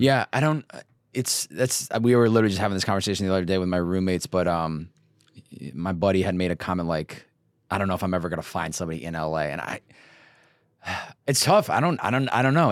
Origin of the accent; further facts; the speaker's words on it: Northeast, United States; now in Los Angeles, United States; growing up in the Northeast and then coming out West